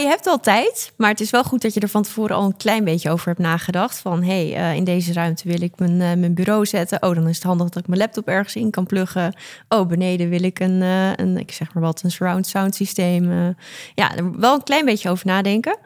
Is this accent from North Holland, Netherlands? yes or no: yes; Amsterdam, North Holland, Netherlands; Ik ben 25 jaar oud, geboren getogen in Amsterdam.